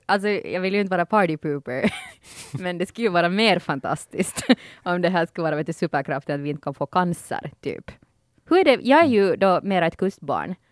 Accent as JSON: {"language": "Swedish", "region": "Ostrobothnia", "country": "Finland", "tie": "born or raised there", "said": "när du växer us-, upp som finlandssvensk"}